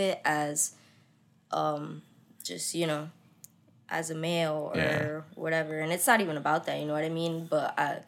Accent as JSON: {"language": "English", "region": "Florida", "country": "United States", "tie": "born or raised there", "also_born_or_lived": "Connecticut", "said": "I'm from Connecticut. I moved from there when I was like 7. So I'm pretty much like, you know, homegrown Florida type"}